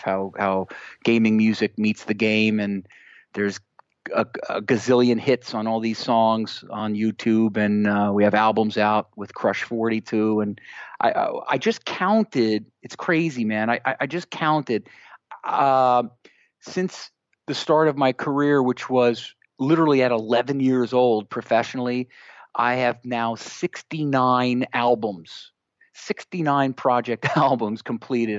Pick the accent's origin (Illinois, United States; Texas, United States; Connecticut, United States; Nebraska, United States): Connecticut, United States; here locally in my hometown here in Connecticut